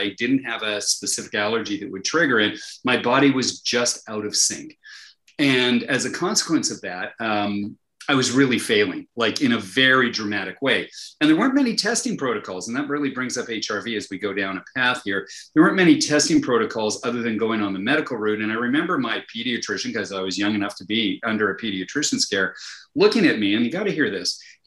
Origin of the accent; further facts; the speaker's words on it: Winnipeg, Manitoba, Canada; I'm Canadian, and it was from Winnipeg